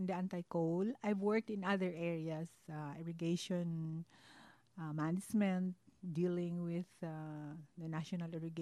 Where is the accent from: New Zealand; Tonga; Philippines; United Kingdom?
Philippines; Bago, Negros Occidental; moved away as an adult; my hometown, which is Bago City.